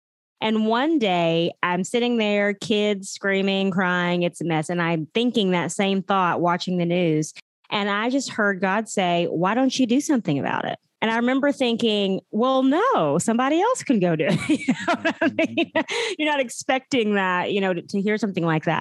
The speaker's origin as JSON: {"language": "English", "region": "Oklahoma", "country": "United States", "also_born_or_lived": "Texas", "said": "we're originally from Oklahoma. We were Texans for about 12 years"}